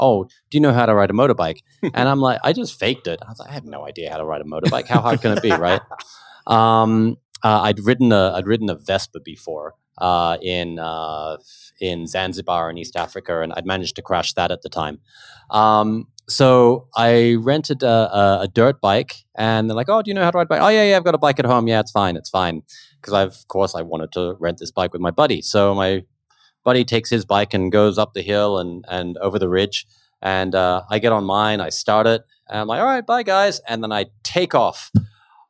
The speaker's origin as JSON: {"language": "English", "country": "Australia", "tie": "born or raised there", "moved": "yes", "lives_now": "Philippines", "said": "as a kid growing up in Australia"}